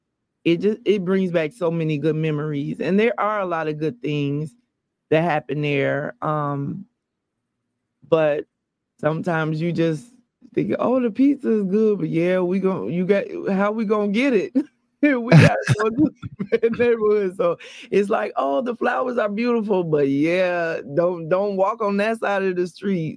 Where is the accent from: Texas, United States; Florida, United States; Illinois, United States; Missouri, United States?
Illinois, United States; Chicago; moved away as an adult; now in Atlanta, United States; I'm from Chicago